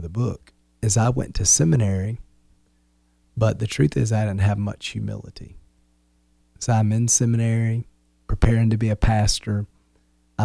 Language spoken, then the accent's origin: English; Wilmington, United States; moved away; We're from Wilmington